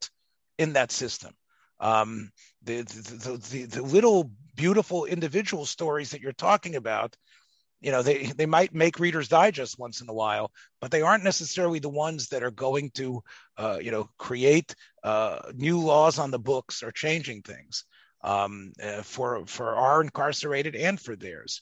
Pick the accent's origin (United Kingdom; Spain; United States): United States; the South; growing up in the South